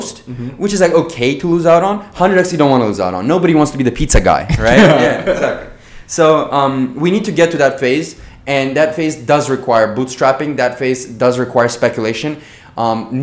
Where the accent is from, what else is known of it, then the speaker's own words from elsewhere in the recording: Azerbaijan; I am from Azerbaijan